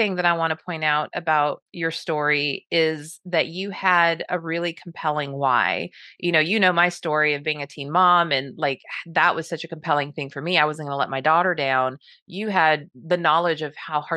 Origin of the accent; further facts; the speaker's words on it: Southern California, United States; I grew up in Southern California